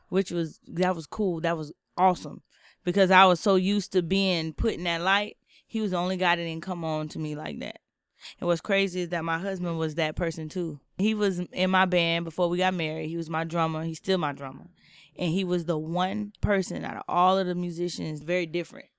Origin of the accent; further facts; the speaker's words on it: Jacksonville, Florida, United States; moved away as an adult; now in San Francisco, United States; I was born and raised in Jacksonville, Florida